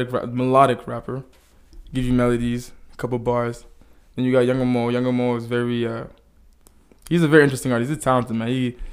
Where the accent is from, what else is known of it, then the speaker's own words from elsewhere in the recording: Dallas, Texas, United States; born there; I was born in Dallas, yeah.